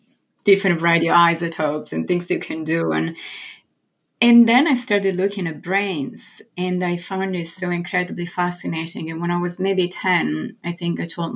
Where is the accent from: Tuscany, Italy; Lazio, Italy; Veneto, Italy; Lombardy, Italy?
Tuscany, Italy; Florence; English is a second language; moved away as an adult; now in New York, United States; I was born and raised in Florence in Italy